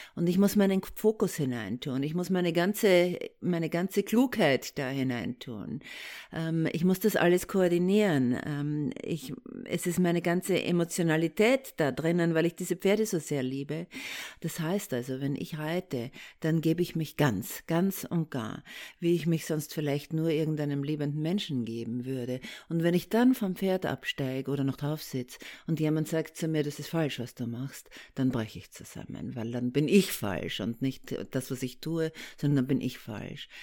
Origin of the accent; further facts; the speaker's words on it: Austria; accent: Austrian; now in Germany; Ich komme aus Österreich, da kommt der Akzent her und ich lebe schon sehr lange äh, in Deutschland